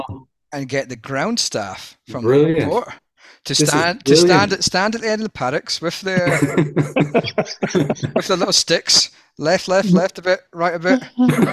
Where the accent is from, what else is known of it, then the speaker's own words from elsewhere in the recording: Scotland, United Kingdom; now in Australia; I'm Scottish